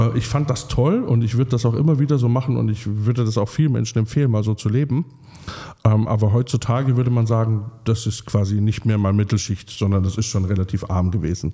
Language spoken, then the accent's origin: German; a small Bavarian village, Germany; moved away; ich komme von so einem, aus so einem ganz kleinen mhm. bayerischen Dorf mit fünf Häusern Häusern